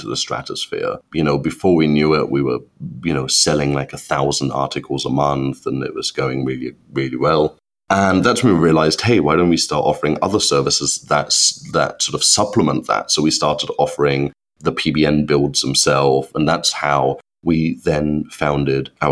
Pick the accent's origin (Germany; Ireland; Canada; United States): Germany; moved away as an adult; now in United Kingdom; I'm actually born and brought up in Germany, which I hide extremely well. But when I moved to the UK, which is now about nine and a half years ago